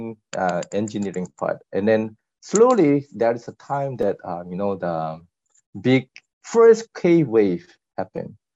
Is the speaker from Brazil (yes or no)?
no; South Korea; English is a second language; moved away as an adult; also born or lived in Thailand; I'm born and grown up in Korea